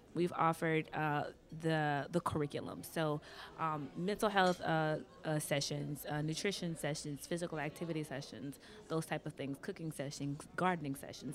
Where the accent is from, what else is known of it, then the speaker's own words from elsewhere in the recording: Louisiana, United States; I'm from Louisiana